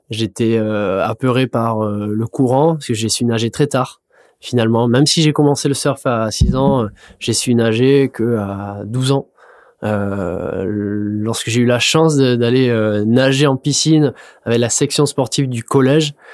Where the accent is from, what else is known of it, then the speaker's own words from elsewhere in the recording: north of the Landes, Nouvelle-Aquitaine, France; je donc je suis demi misant dans le nord des Landes.